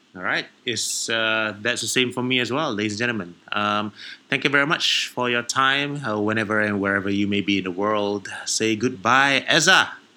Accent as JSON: {"language": "English", "country": "Malaysia", "said": "I orang Melayu"}